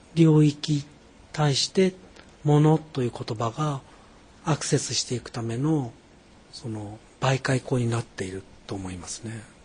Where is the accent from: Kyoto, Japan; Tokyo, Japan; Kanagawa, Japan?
Tokyo, Japan; Musashino, suburbs of; 東京の郊外武蔵野に育ったんですけども